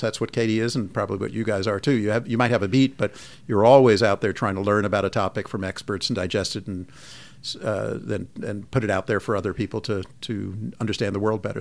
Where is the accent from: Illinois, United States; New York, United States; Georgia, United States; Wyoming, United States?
New York, United States; Long Island; moved away as an adult; also born or lived in Philadelphia; now in San Francisco, United States; I grew up in Long Island and went to college and med school in Philadelphia at Penn